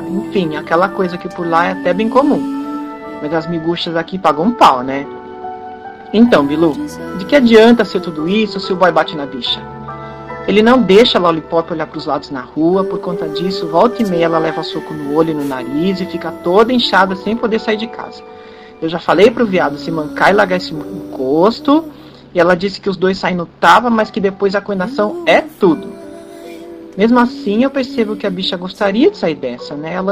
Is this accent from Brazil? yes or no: yes; Campinas, São Paulo, Brazil; eu sou aqui de Campinas.